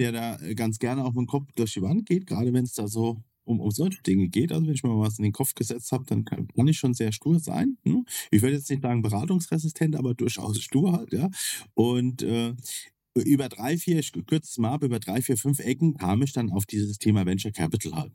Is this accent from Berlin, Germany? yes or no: no; Kaiserslautern, Rhineland-Palatinate, Germany; also ich komme ja aus Kaiserslautern, das ist ja so ein nettes Örtchen mit plus minus 100.000 Einwohnern.